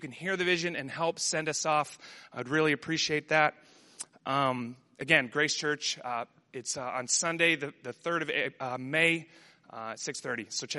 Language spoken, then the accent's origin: English; Amsterdam, North Holland, Netherlands; first language Dutch; English is a second language; I grew up in Amsterdam. I learned to read and write in Dutch before English. I was very much a Dutch kid